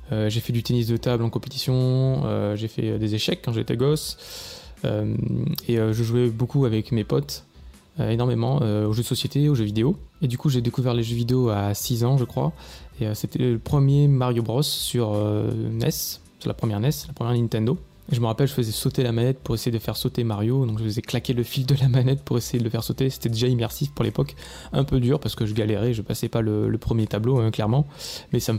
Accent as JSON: {"language": "French", "town": "Monteux", "region": "Provence-Alpes-Côte d'Azur", "country": "France", "tie": "born or raised there", "also_born_or_lived": "Châteauroux", "accent": "southern French", "said": "je suis né à Châteauroux, euh, dans l'Indre, mais j'ai vécu principalement dans le sud de la France. Euh, donc, mon enfance s'est passée euh, à côté d'Avignon, dans le Vaucluse. j'ai vécu à Monteux, précisément."}